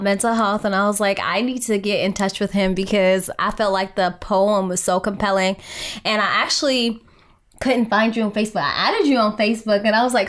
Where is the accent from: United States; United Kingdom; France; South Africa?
South Africa; growing up in South Africa